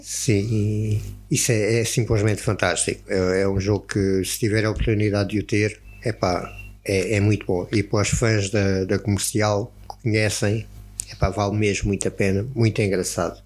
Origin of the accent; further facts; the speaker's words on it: Algarve, Portugal; Nós somos algarvios